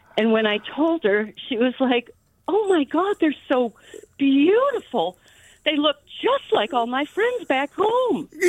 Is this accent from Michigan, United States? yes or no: yes; Michigan, United States; moved away as an adult; also born or lived in San Francisco, California; now in San Anselmo, United States; I grew up in Michigan and had to move to California in San, seventy-nine to come out